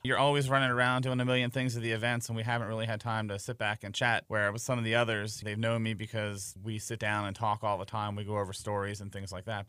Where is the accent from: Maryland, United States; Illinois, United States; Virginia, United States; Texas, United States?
Maryland, United States; Baltimore; moved away as an adult; also born or lived in Carroll County, Maryland / Montgomery County, Maryland; now in Frederick, United States; born and raised in Baltimore